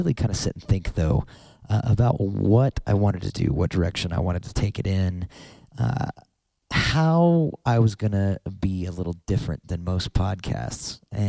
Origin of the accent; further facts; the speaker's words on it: Denver, Colorado, United States; born there; I was born in Denver, Colorado.